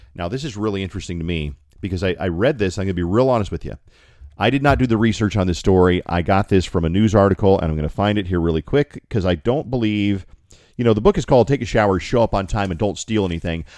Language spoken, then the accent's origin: English; Colorado, United States; from Colorado.